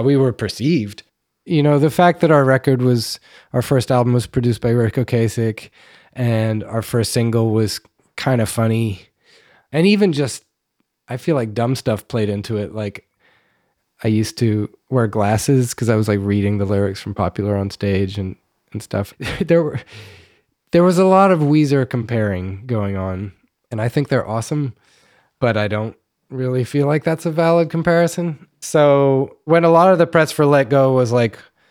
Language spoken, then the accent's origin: English; New York City, New York, United States; I grew up in Manhattan